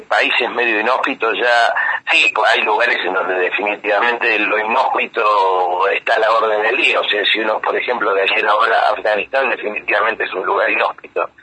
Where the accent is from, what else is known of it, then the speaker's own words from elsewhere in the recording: Argentina; also born or lived in London, United Kingdom; yo no nací en Argentina, yo nací en Londres, yo soy británico, vine, vine de muy chico a, a la Argentina